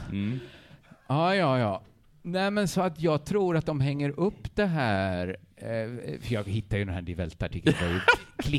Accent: Sweden; vi är väl ändå svenskar?

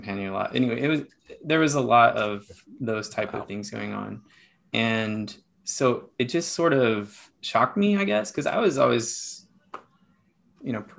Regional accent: Elko, Nevada, United States; also born or lived in Heber City, Utah; there's not a lot of Mormons there where I grew up in Elko, Nevada

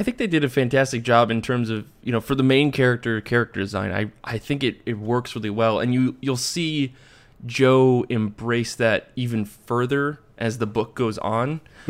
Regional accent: United Kingdom; now in France; I'm also British in France.

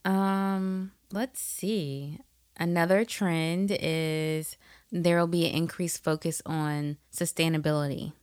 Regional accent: Atlanta, Georgia, United States; we're from the A T L

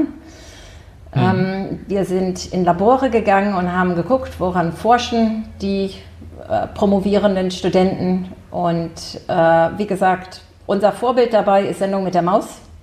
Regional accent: Silicon Valley, California, United States; moved away as an adult; also born or lived in Germany / Bonn; now in Hamburg, Germany; ich war klein und bin komplett in den USA groß geworden

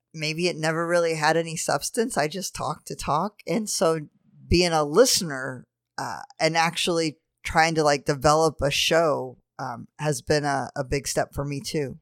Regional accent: New Orleans, Louisiana, United States; moved away; I grew up in New Orleans

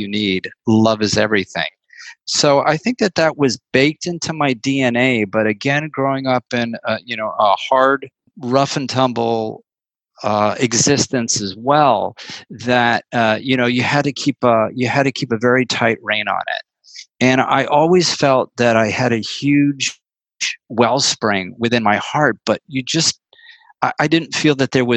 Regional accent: New York City, New York, United States; also born or lived in Woodstock, New York; now in San Francisco, United States; growing up in New York City in the 60s and the 70s was just the most extraordinary petri dish imaginable

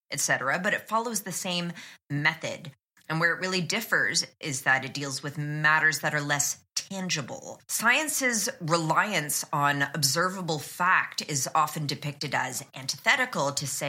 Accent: Canada; I'm Canadian

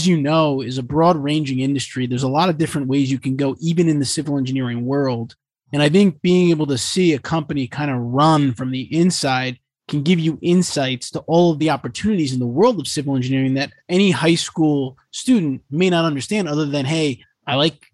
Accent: United States; first language English; English is my first language. You know, I was born here.

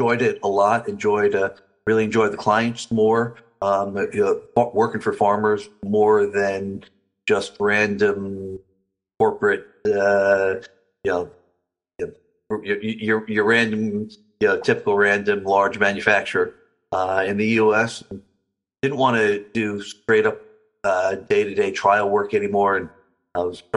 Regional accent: New Jersey, United States; I grew up in New Jersey

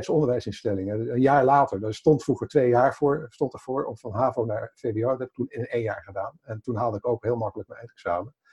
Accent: Haaksbergen, Overijssel, Netherlands; Kom uit Haaksbergen? Dat is eh, de nee, later waar ik ben geboren.

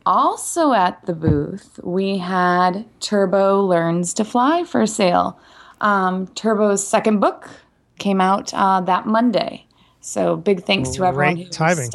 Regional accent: Midwest, United States; accent: Midwestern; now in Frederick, United States; I might have picked up a little bit of my Midwestern accent again because I was in Wisconsin for the past week.

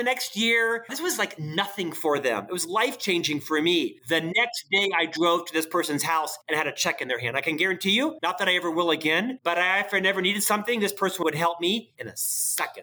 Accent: Florida, United States; now in Utah, United States; I'm from the South. I live in Utah, but I'm from Florida

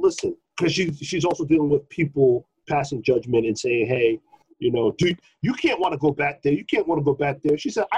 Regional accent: New York City, New York, United States; growing up in Brooklyn. Growing up in hood-ass Brooklyn

